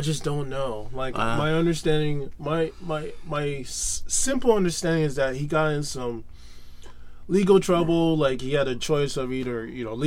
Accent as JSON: {"language": "English", "town": "Fort Lauderdale", "region": "Florida", "country": "United States", "tie": "born or raised there", "also_born_or_lived": "Miami, Florida", "said": "I was raised mostly in Fort Lauderdale, Florida"}